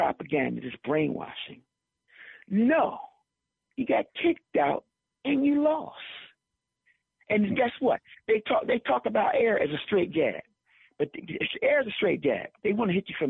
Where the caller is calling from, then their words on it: Philadelphia, Pennsylvania, United States; we're calling from Philadelphia here